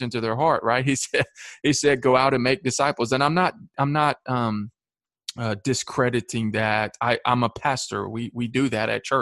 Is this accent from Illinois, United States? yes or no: no; Shelbyville, Tennessee, United States; also born or lived in Manchester, Tennessee; I grew up in Shelbyville